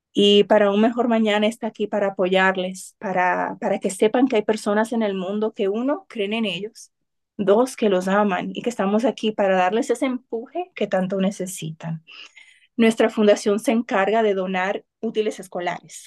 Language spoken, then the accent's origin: Spanish; Cotuí, Sánchez Ramírez, Dominican Republic; moved away; Cotuí es de donde soy, es mi pueblo